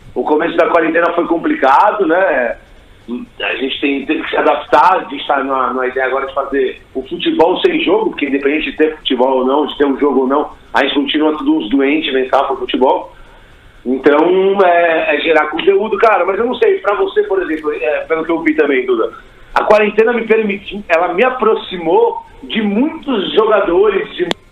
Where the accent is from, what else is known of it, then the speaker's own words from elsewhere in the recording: Brazil; sou brasileiro mesmo